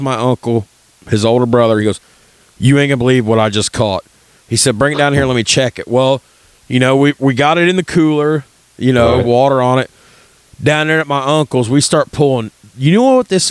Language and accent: English; Birdseye, Indiana, United States; I grew up in Birdseye